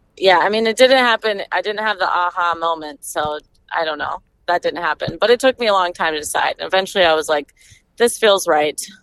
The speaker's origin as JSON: {"language": "English", "town": "Stillwater", "region": "Minnesota", "country": "United States", "also_born_or_lived": "Madison, Wisconsin", "said": "I'm from Minnesota. I'm from Stillwater."}